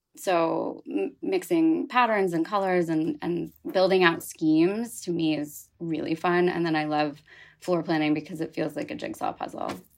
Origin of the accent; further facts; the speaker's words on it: Philadelphia, Pennsylvania, United States; moved away as an adult; now in New York, United States; I grew up outside of Philadelphia on the main line